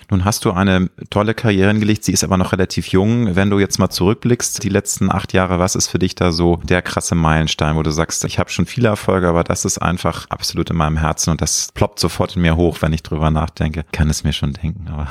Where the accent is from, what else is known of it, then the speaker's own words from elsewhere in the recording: Hamburg, Germany; ich bin ja Deutscher und ich bin Hamburger, ich liebe auch meine Heimatstadt